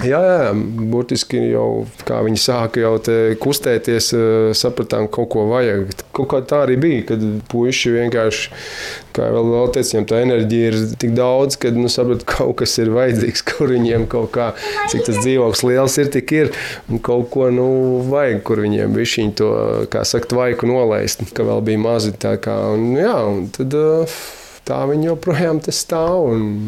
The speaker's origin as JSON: {"language": "Latvian", "town": "Sigulda", "region": "Sigulda Municipality", "country": "Latvia", "tie": "born or raised there", "said": "Es nu, arī esmu dzimis audzis Siguldā"}